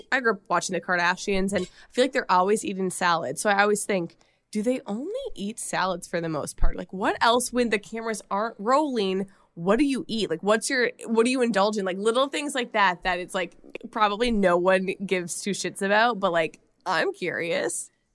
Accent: Minnesota, United States; accent: Minnesota; my Minnesota accent

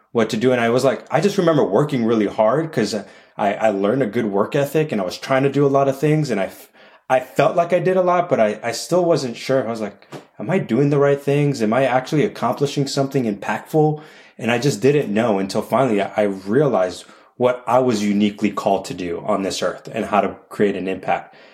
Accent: Chicago, Illinois, United States; a Chicagoan, a Chicagoland Chicagoan.

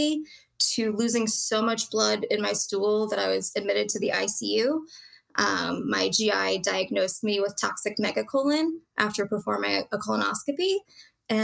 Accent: Maryland, United States; I grew up in Maryland, went to Georgetown

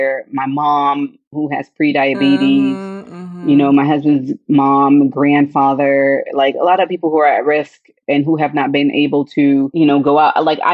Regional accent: Orlando, Florida, United States; also born or lived in Haiti (ancestry); now in Georgia, United States; I grew up in Orlando. So Disney's in my backyard

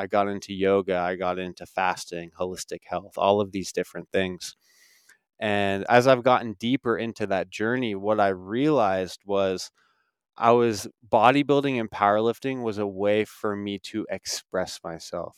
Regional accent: Alaska, United States; moved away as an adult; I grew up small town Alaska, five thousand people, and I, I lived there until I was eighteen years old.

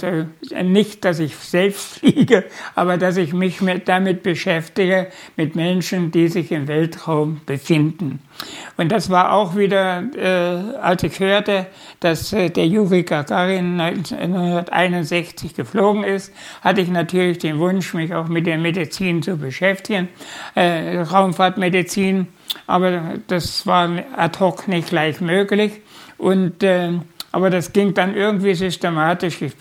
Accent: Unstrut valley, near Nebra, Saxony-Anhalt, Germany; geboren bin ich äh, im Unstrutal, Wolmerstedt heißt der Ort. Das ist in der Nähe von Nebra, wo diese Himmelscheibe gefunden wurde

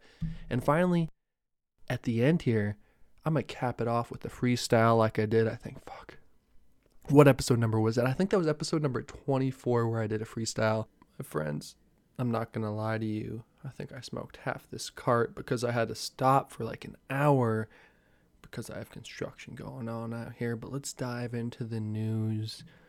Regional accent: New Jersey, United States; now in California, United States; I'm from New Jersey.

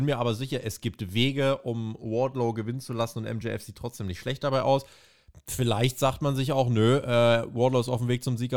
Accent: New York, United States; sondern nächste Woche in meiner Heimat in New York.

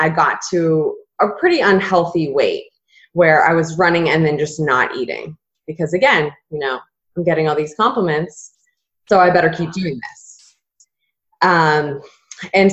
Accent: Massachusetts, United States; moved away as an adult; also born or lived in Southern Florida; I grew up in Massachusetts and then went to school in Southern Florida

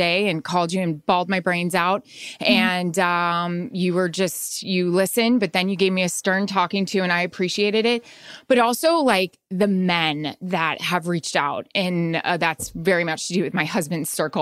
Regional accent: Florida, United States; growing up in Florida.

